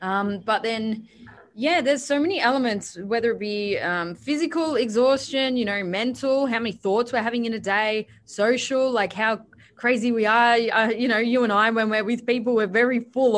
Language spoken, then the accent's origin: English; Perth, Western Australia, Australia; moved away; Because I've just moved. I was from Perth, you know, came to Sydney, went to the Gold Coast, came back